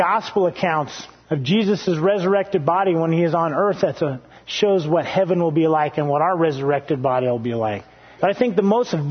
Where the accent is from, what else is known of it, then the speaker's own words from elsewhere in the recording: Hawaii, United States; moved away; I grew up, I was born in Hawaii